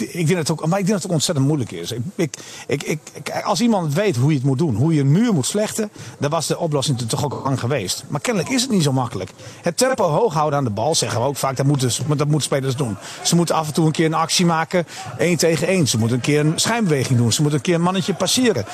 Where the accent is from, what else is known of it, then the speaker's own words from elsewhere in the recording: Netherlands; als Nederlander